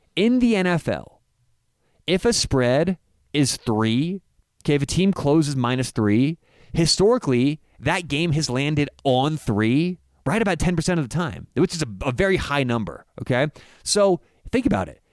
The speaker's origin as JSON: {"language": "English", "town": "Denver", "region": "Colorado", "country": "United States", "said": "I'm from Denver"}